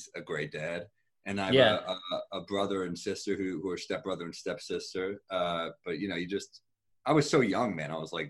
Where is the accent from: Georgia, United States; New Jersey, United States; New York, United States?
New York, United States; New York City; I loved growing up in Manhattan.